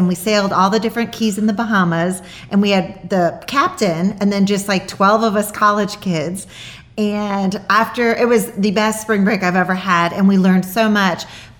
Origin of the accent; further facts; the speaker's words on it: Chicago, Illinois, United States; also born or lived in Milwaukee; I went to school at Marquette University in Milwaukee, and so I'm from Chicago.